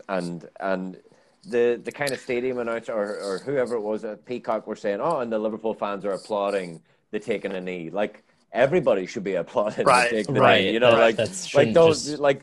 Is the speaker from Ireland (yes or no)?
yes; Ireland; I'm Irish